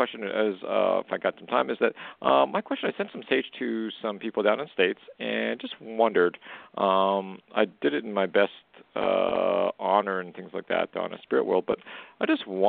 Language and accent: English; Alberta, Canada; I'm from Western Canada.